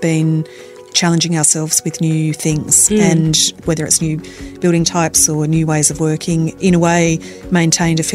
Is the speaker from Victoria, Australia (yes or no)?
yes; Melbourne, Victoria, Australia; I was born and bred in Melbourne